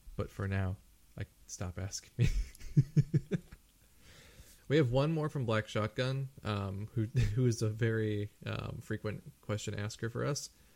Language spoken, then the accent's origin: English; United States; also born or lived in Japan; as an American.